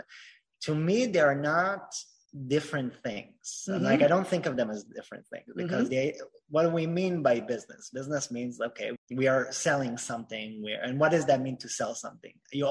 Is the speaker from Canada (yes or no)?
no; Israel; moved away; I was born in Israel